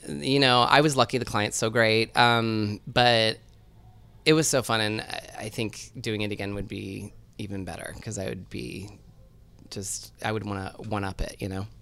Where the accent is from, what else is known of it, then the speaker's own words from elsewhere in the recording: Seattle, Washington, United States; I grew up in Seattle